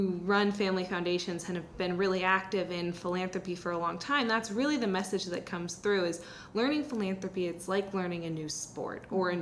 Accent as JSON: {"language": "English", "town": "Seattle", "region": "Washington", "country": "United States", "tie": "born or raised there", "said": "I grew up in the Seattle area"}